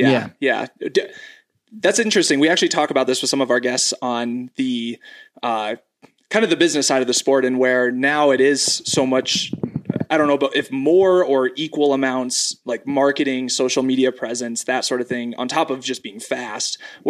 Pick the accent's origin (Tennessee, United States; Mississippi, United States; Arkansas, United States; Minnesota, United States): Minnesota, United States; I mean, growing up in Minnesota, like hockey hair, big thing.